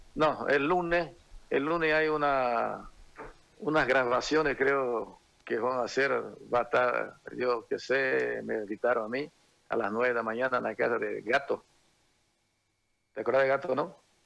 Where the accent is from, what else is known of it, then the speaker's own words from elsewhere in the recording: Brazil; moved away; also born or lived in Santa Cruz, Bolivia; los tres participamos, los tres brasileros